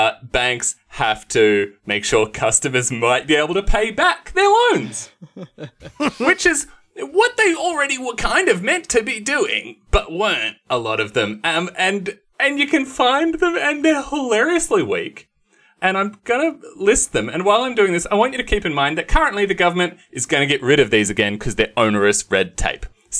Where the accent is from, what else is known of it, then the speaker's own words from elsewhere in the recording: Ballarat, Victoria, Australia; I grew up in Ballarat, there was.